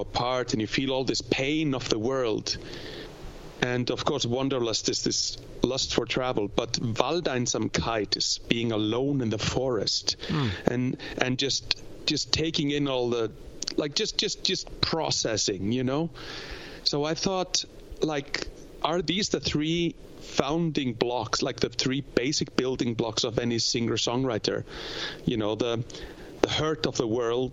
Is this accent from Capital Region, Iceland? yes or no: no; East Fjords of Iceland, Eastern Region, Iceland; I'm from the East Fjords of Iceland, like my mom's side of the family